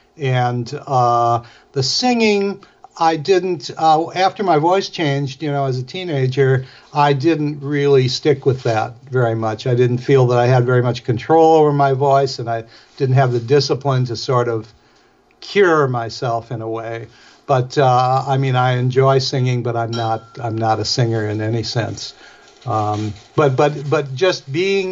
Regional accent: Milwaukee, Wisconsin, United States; I'm from Milwaukee

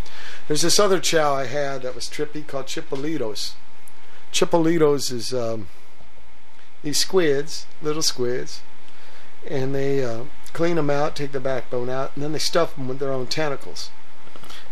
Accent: California, United States; born or raised there; also born or lived in Virginia

